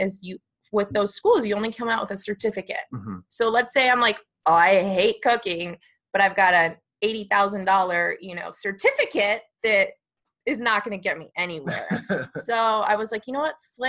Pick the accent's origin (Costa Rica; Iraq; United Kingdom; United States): United States; Park City, Utah; also born or lived in Arizona; So I grew up in Park City, Utah. We moved there from Arizona when I was about 10. So I've spent the majority of my life in Park City